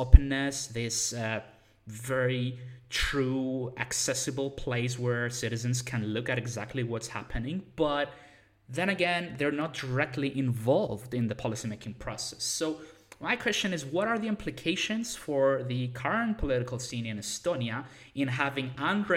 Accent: Cyprus; I come from Cyprus

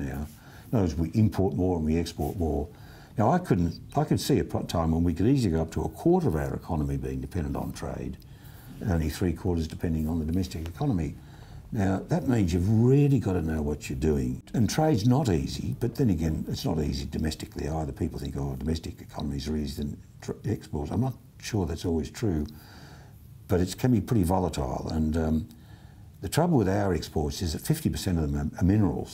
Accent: Australia

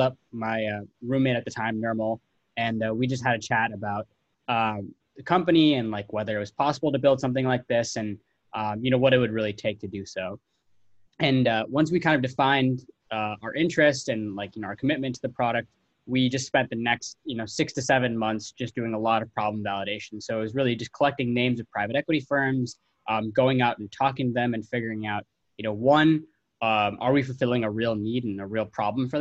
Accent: Milwaukee, Wisconsin, United States; my hometown of Milwaukee

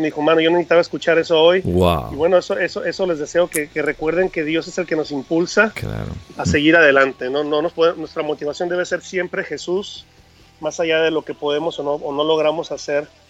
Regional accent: Mexico; Como buenos mexicanos, tenemos que comer bien todo el tiempo

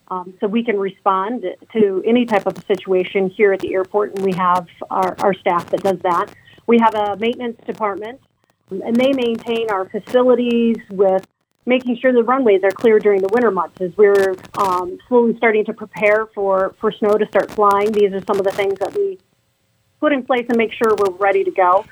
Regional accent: Carson City, Michigan, United States; now in Lansing, United States; I grew up in Carson City

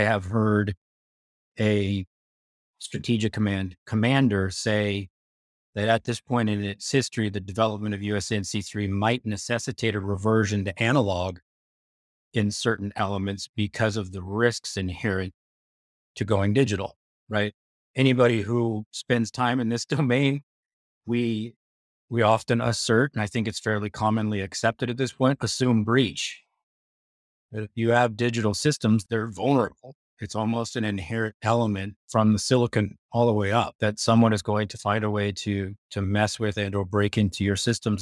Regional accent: United States; As an American, as a former Pentagon official, as a former White House official, that is the way we think of it here in the United States

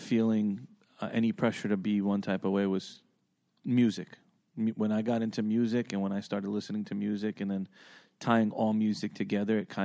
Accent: New York City, New York, United States; moved away; Juicy and I come from originally from Queens

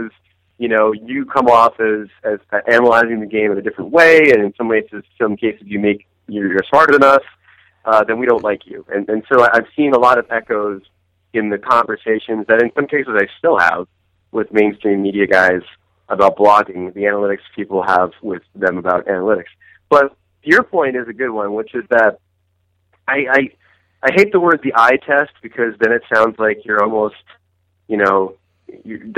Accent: New Jersey, United States; I played floor hockey growing up in Jersey

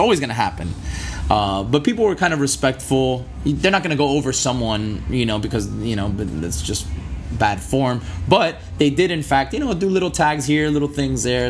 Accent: Miami, Florida, United States; I'm born and raised here in Miami. Um, I was born in Miami Beach. I was raised in Miami Beach and in uh, South Miami as well.

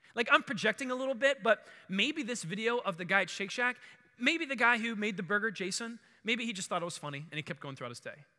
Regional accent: Baltimore, Maryland, United States; also born or lived in Howard County, Maryland; I grew up in Maryland. Uh, we lived in Bal-, in Baltimore, like where the west side of the city, Edmondson, right on the city county line, and that's where I grew up

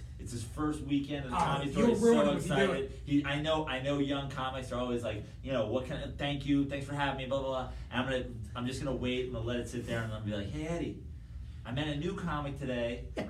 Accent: Westchester, New York, United States; also born or lived in Manhattan, New York; now in Venice Beach, United States; I was born in the city. I grew up in Westchester, just north of the city.

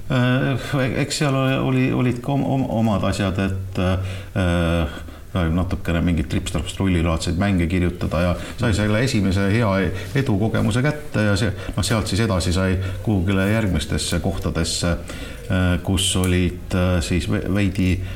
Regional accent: Tartu, Tartu County, Estonia; jah, ma olen Tartust

